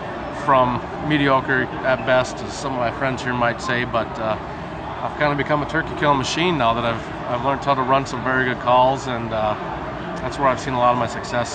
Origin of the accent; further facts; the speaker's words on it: Minnesota, United States; I'm from Minnesota.